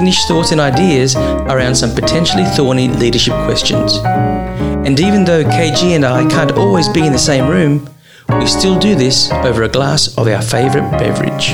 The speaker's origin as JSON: {"language": "English", "country": "Australia", "accent": "Australian"}